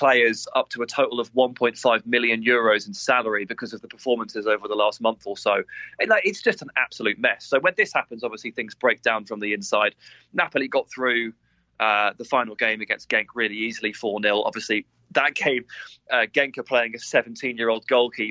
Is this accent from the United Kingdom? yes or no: yes; England, United Kingdom; as an Englishman